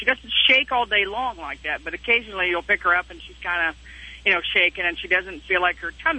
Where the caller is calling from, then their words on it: Paris, Texas, United States; Actually, I'm sitting in Paris, Texas right now. I'm a truck driver.